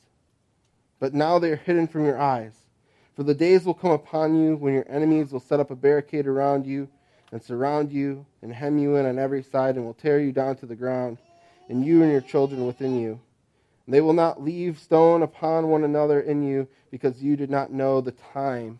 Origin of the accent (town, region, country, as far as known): United States